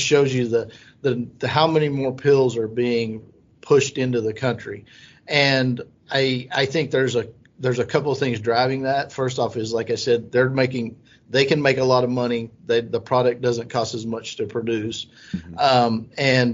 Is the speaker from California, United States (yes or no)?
no; Southwest Oklahoma, United States; I grew up in Southwest Oklahoma in a town of 350 people